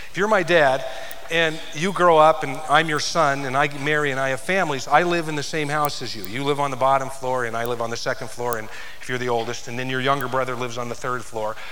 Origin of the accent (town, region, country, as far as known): United States